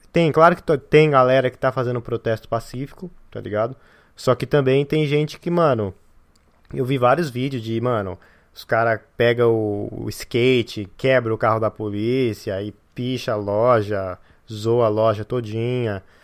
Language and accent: Portuguese; São Paulo, Brazil; de onde eu venho, que é a Zona Leste de São Paulo